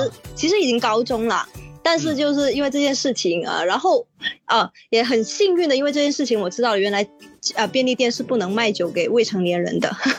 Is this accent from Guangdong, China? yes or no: yes; Guangzhou, Guangdong, China; 对，在广州的七十一比我老一岁啊，呃，所以其实可以说，他这个这个七十一，它是伴随我整个成长